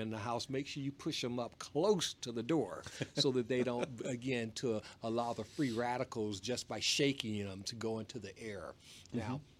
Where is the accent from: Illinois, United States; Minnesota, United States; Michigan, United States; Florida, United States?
Michigan, United States; Detroit; moved away; also born or lived in Washington State; growing up in Detroit, Michigan … my father and mother